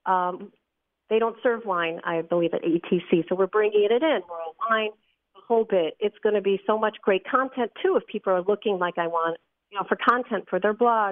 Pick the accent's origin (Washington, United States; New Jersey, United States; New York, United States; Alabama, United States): New York, United States; Long Island; moved away; I come from Long Island. I've moved since